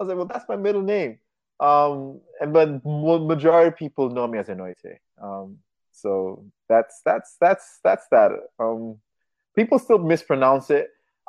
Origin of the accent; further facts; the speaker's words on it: Nigeria; I'm from Africa, I'm from Nigeria, half Nigerian. I'm gonna give her a name from where I'm from, like the village where my father grew up